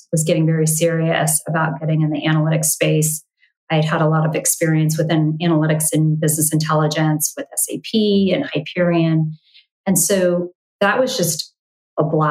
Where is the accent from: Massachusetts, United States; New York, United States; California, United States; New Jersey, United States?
California, United States; Bay Area; also born or lived in Los Angeles, California; I grew up in the Bay Area. You know, kindergarten through high school in the Bay Area